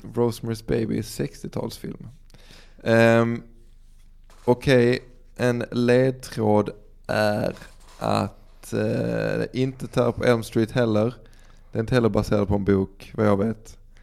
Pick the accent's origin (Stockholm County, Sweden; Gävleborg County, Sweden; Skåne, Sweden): Skåne, Sweden; Dalby; Vi växte upp i Dalby